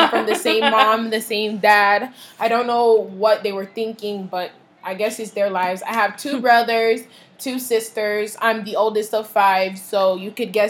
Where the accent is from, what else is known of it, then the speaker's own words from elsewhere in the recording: United States; first language Haitian Creole; English is a second language; I'm second gen Haitian, so I was born here in America